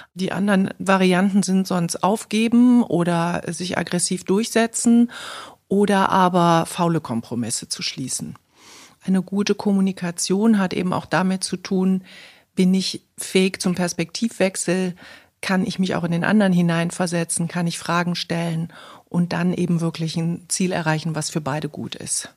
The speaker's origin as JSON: {"language": "German", "town": "Cologne", "region": "North Rhine-Westphalia", "country": "Germany", "tie": "born or raised there", "said": "heute sind wir in Kölle, meiner Heimatstadt"}